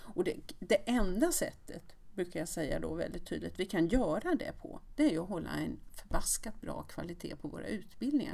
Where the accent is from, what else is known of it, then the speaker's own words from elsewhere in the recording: Västerås, Västmanland, Sweden; moved away; jag kom från Västerås